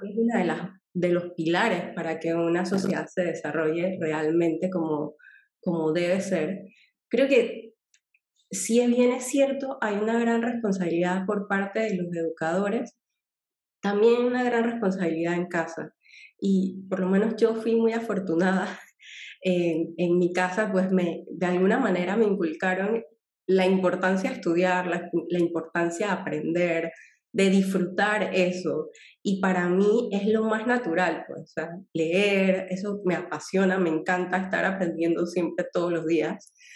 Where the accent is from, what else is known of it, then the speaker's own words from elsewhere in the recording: Panama; como panameños